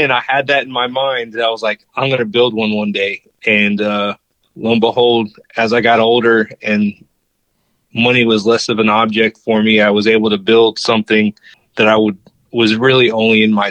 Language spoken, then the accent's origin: English; Virginia Beach, Virginia, United States; So originally, I uh, was born and raised in Virginia on the coast at the beach in Virginia Beach, and then my dad was in the military, so I kind of moved all around after that.